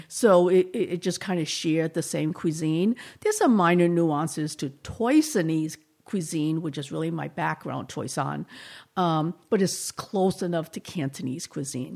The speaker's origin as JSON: {"language": "English", "town": "Boston", "region": "Massachusetts", "country": "United States", "tie": "born or raised there", "accent": "slight Boston", "moved": "as an adult", "lives_now": "San Luis Obispo, United States", "said": "I grew up there and actually right in Chinatown"}